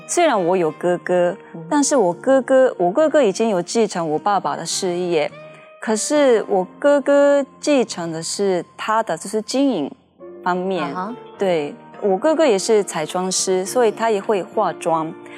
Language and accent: Chinese; Japan; Chinese is a second language; moved away as an adult; now in Taiwan; 我是日本人，可是我会说中文的